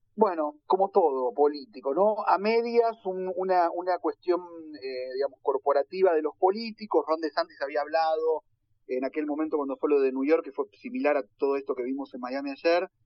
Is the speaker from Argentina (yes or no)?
yes; Argentina; now in United States